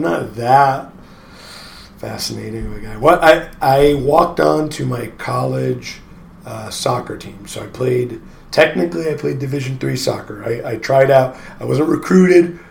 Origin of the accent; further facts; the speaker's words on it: East Coast, United States; moved away as an adult; also born or lived in Portland, Oregon; now in Oregon, United States; I'm from the East Coast. Drove out here with friends to Oregon.